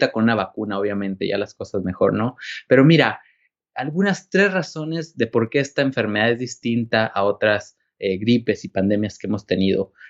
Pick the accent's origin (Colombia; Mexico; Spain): Mexico; yo crecí en México, estuve trabajando algunos años en Chiapas Rural como médico.